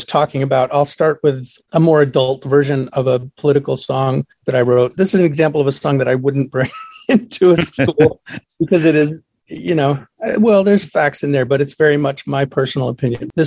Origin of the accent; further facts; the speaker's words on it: Boston, Massachusetts, United States; here in the Boston area where I grew up outside of New York